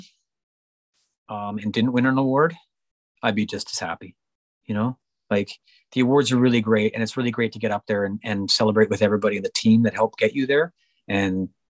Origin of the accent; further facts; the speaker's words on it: Canada; also born or lived in Vancouver, British Columbia; I'm a Canadian based in Vancouver, British Columbia, singing country music